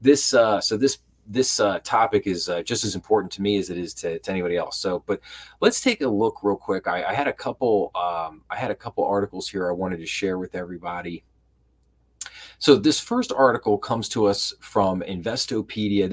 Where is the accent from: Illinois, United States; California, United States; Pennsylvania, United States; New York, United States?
Pennsylvania, United States; Philadelphia; I'm from the Philadelphia area, so I'm a huge Philadelphia sports fan